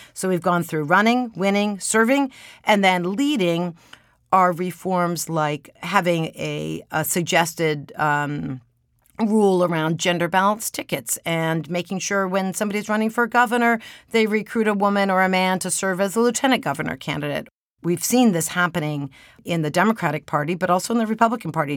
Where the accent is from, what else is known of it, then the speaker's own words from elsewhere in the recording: Maryland, United States; my home state of Maryland